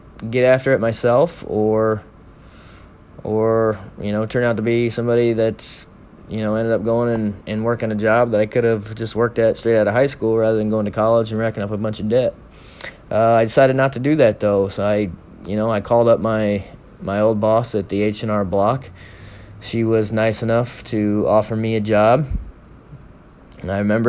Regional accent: Omaha, Nebraska, United States; my hometown of Omaha

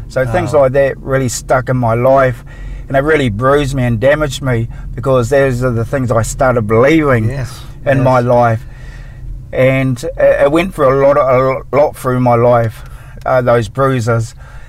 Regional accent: Napier, Hawke's Bay, New Zealand; All this happened in New Zealand, where I'm from. I'm actually from Napier, in Hastings. There's 16 of us. I'm the youngest out of the lot.

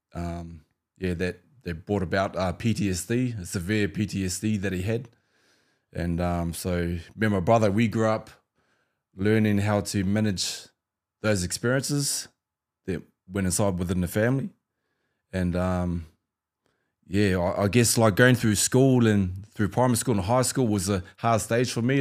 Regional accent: New Zealand; growing up in New Zealand

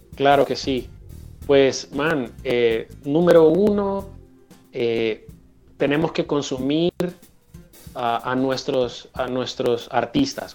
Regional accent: Honduras; aquí en Honduras

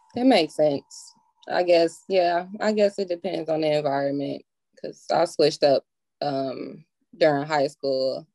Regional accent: Milwaukee, Wisconsin, United States; Northside, baby, Milwaukee.

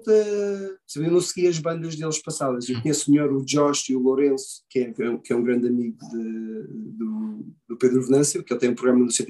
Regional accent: Australia; E, também eu venho da Austrália e aquilo é, é aquele é estilo no metal, mas também é super pesado.

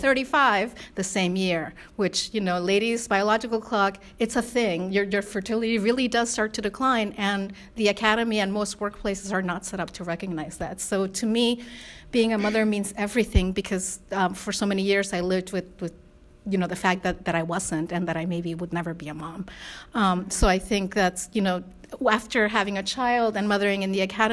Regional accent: Spain; moved away; my mom is white from Spain and my dad's Korean, and I was raised primarily in Spain

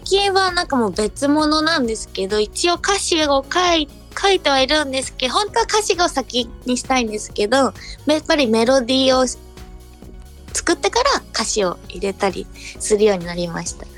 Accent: Chiba, Japan; also born or lived in Fukuoka; 私は福岡生まれの千葉育ちなので

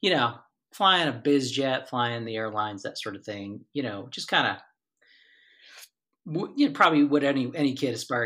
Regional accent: Essex County Airport area, New Jersey, United States; flying over my hometown

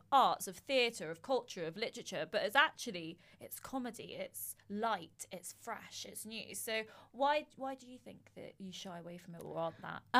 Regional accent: United Kingdom; Let's laugh because we don't want to be awkward because we're British

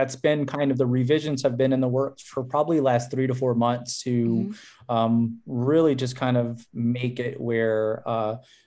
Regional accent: South Louisiana, United States; I grew up in South Louisiana where everything was eaten with rice

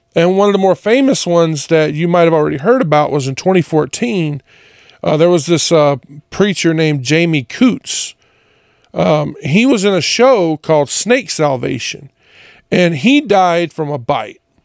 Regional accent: Jonesville, Louisiana, United States; moved away; I being from Louisiana, especially a little town like Jonesville, everyone went to church

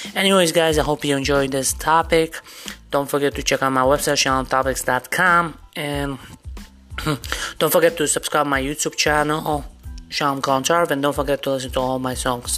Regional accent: New York City, New York, United States; I grew up in New York myself

